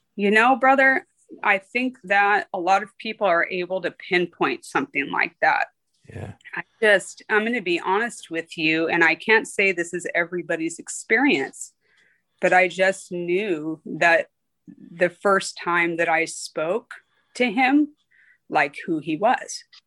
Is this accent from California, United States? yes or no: yes; Riverside, California, United States; I was born and raised out here in Riverside, California